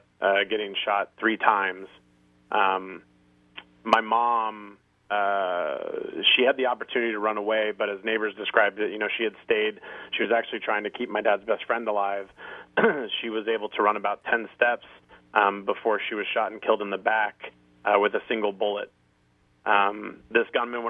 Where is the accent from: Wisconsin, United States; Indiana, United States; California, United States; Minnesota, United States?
California, United States; Thousand Oaks; I'm from Thousand Oaks, California